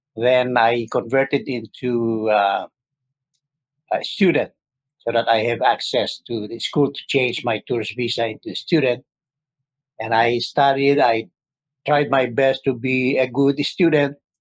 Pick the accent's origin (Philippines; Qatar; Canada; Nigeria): Philippines; Pasay, Metro Manila; moved away as an adult; also born or lived in Tuguegarao, Cagayan, Philippines / Switzerland; now in Syracuse, United States; I'm originally from uh, Philippines. I uh, uh, from Tuguegarao, Cagayan. That's my province, and I grew up in Pasay City, that's uh, adjacent to the city of Manila.